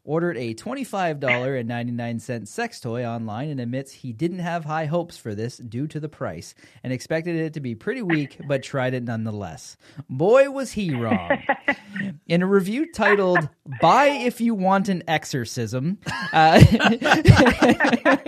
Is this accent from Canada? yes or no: yes; Canada; We're Canadian